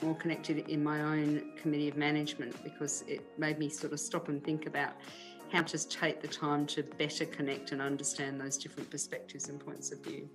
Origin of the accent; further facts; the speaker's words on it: Diamond Creek, Victoria, Australia; also born or lived in Melbourne / Thornbury; I grew up in Diamond Creek.